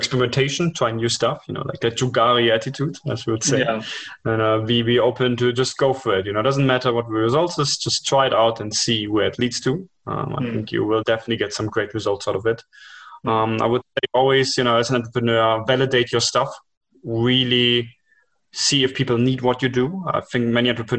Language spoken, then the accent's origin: English; Germany; moved away; also born or lived in India / China; I was born up in Germany with that culture